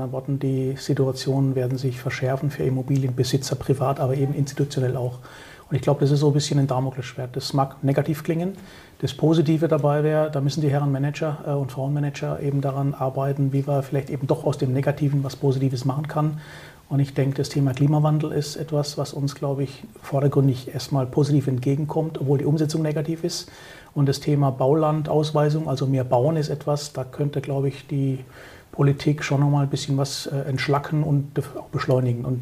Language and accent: German; South Germany, Germany; ich bin aus Süddeutschland, dort haben wir schon so ein paar städtische Lagen